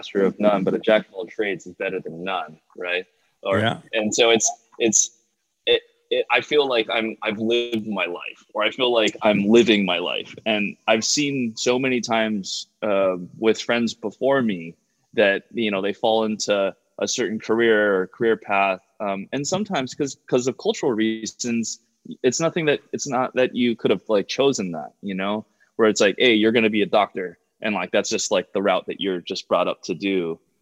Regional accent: Hawaii, United States; moved away as an adult; also born or lived in California; I played roller hockey growing up in Hawaii

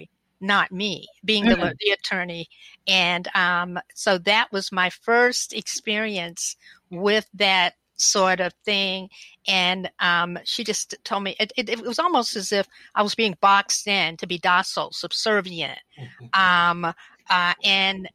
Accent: the South, United States; I'm a Southerner

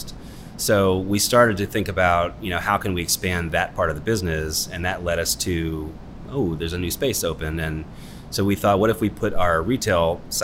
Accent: Sugarland Run, Virginia, United States; We grew up in Sugarland Run

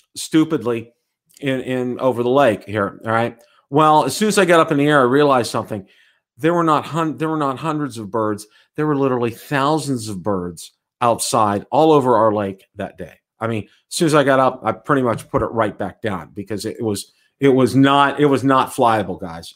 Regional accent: Pittsburgh, Pennsylvania, United States; now in Tampa, United States; I am from Pittsburgh.

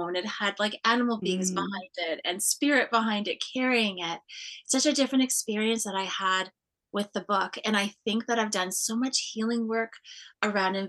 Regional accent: Cape Croker First Nation, Ontario, Canada; I'm from Cape Croker First Nation

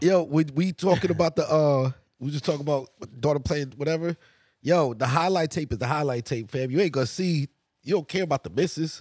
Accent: Massachusetts, United States; I grew up in Massachusetts, a lot of Irish.

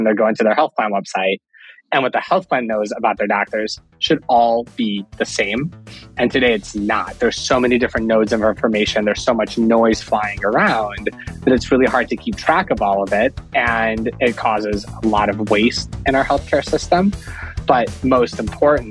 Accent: Cleveland, Ohio, United States; also born or lived in Russia / St. Louis; I was born in Russia and I moved to the US when I was 8 years old. So I grew up in the Cleveland area

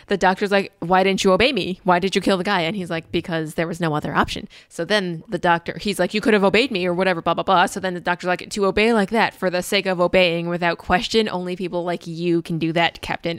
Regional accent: United States; accent: very American; my very American accent

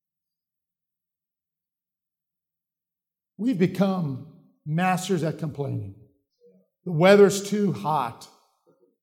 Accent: Chicago, Illinois, United States; moved away; I'm from Chicago. We don't have mountains in Chicago.

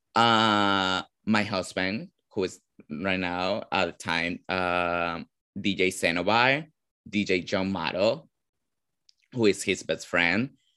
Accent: Caracas, Capital District, Venezuela; English is a second language; moved away as an adult; also born or lived in Ecuador / Nashville, Tennessee / New York; now in United States; I'm actually born and raised in Venezuela

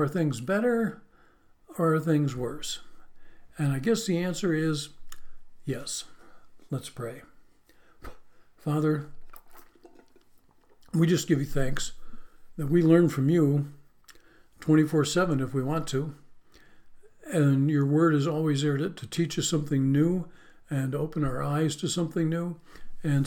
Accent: Western New York, United States; moved away; growing up in Western New York, we were right on the borderline of Pennsylvania

